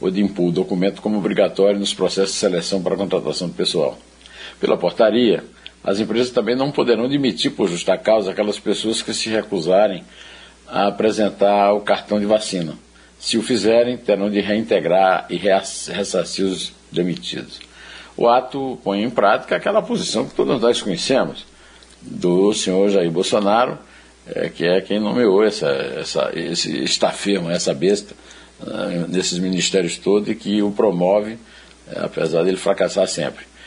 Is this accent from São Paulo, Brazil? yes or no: no; Uiraúna, Paraíba, Brazil; eu sou de Iraúna